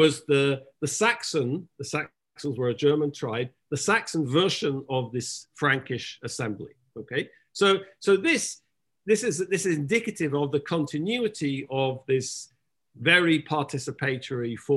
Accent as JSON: {"language": "English", "region": "England", "country": "United Kingdom", "said": "I'm English"}